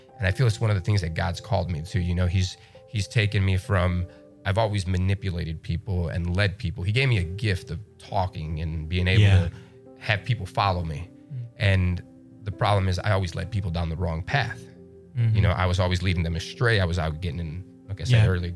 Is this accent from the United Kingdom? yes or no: no; Chicago, Illinois, United States; I'm from Chicago. I might be from the South Side